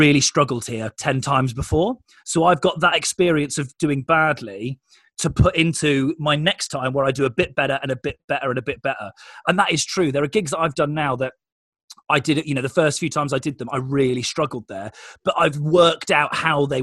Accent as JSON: {"language": "English", "area": "Oxfordshire", "region": "South East England", "country": "United Kingdom", "tie": "born or raised there", "said": "I grew up in Oxfordshire"}